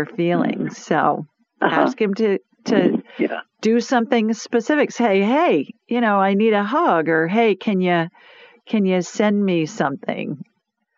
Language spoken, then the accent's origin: English; Yankee country, the North, United States; now in Birmingham, United States; I'm a Yankee. I'm born in Yankee country